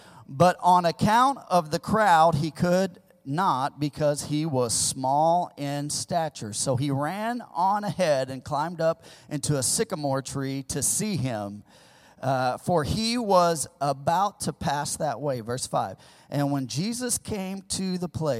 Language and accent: English; the Ozarks, Missouri, United States; born or raised there; moved away; also born or lived in California